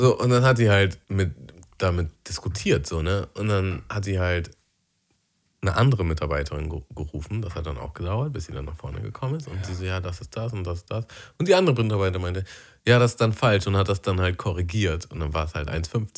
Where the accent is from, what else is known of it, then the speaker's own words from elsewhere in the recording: Germany; moved away; aufs Dorf, wo ich aufgewachsen bin.